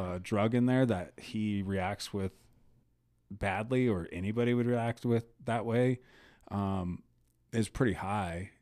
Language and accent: English; United States; as an American